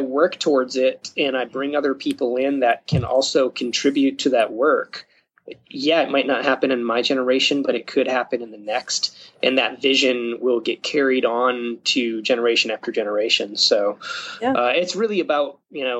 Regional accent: Upper Michigan, United States; now in Springfield, United States; my home state, up in Upper Michigan.

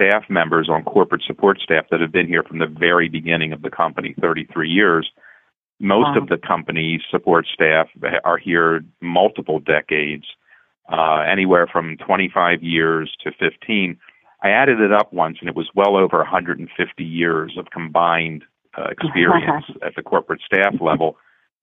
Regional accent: Baltimore, Maryland, United States; moved away as an adult; now in Philadelphia, United States; I grew up in Baltimore, and so I was a Colts fan.

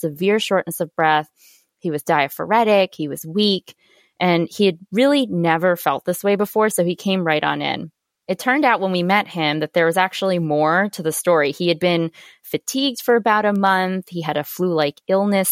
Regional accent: Boston, Massachusetts, United States; I am originally from Boston, actually. I was born and raised here

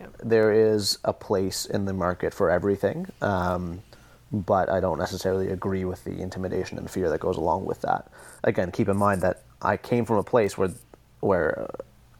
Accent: just outside Toronto, Ontario, Canada; I'm from the city and I grew up just outside Toronto

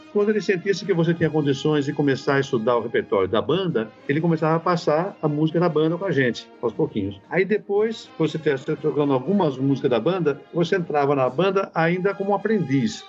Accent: Piracicaba, São Paulo, Brazil; moved away as an adult; also born or lived in Bahia; now in Salvador, Brazil; Eu sou paulista, né? Eu sou de Piracicaba ali, próximo de Campinas. O sotaque ainda permanece, alguns conseguem reconhecer, outros já não mais.

